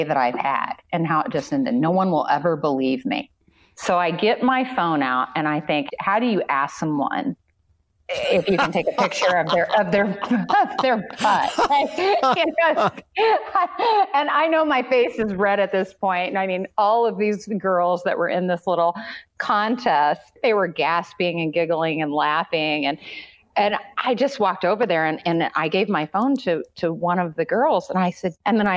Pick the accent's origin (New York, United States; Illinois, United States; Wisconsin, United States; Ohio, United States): Illinois, United States; Southern; I grew up in Southern Illinois, which is much closer to Kentucky than it is Chicago